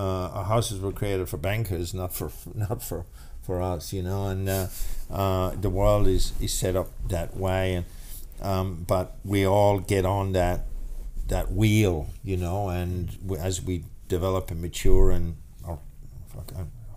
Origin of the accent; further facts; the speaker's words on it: Ireland; now in Australia; we're Irish. We're fucking, you know, we're born into fucking challenges, you know, by just being Irish